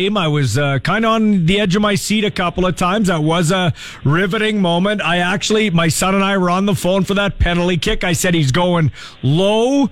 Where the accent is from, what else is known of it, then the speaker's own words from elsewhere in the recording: Canada; I'm Canadian first, but a German background